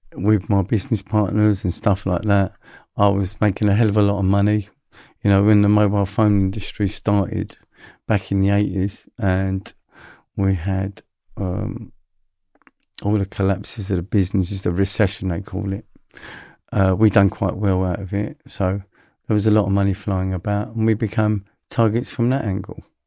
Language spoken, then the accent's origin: English; London, United Kingdom; I'm a London boy, so I grew up in London.